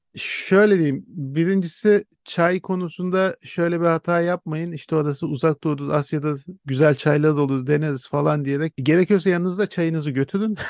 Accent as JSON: {"language": "Turkish", "country": "Turkey"}